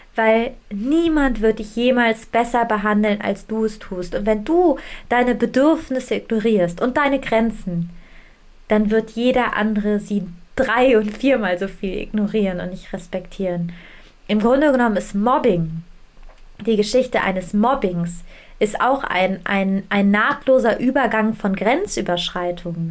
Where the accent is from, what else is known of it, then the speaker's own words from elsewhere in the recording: Germany; bei uns in Deutschland